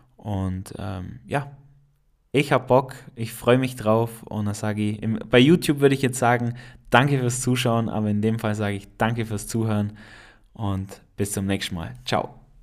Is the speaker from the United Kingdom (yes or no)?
no; Allgäu, Bavaria, Germany; accent: Allgäuer; ich komme aus dem schönen Allgäu. Äh, ich bin kein Schwabe, auch wenn das Allgäu zum Regierungsbezirk Schwaben gehört, äh, bin ich kein Schwabe, ich bin einfach Allgäuer. Und das hast du vielleicht schon an meinem Akzent ein äh, bisschen gemerkt.